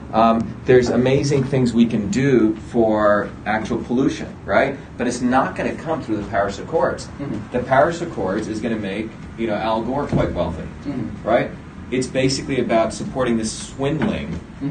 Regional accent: India; also born or lived in New Jersey; now in United States; I grew up in India where my grandmother was a village healer.

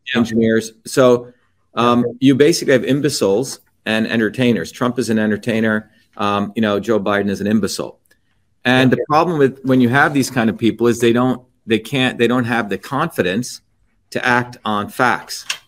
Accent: India; now in United States; I grew up in India

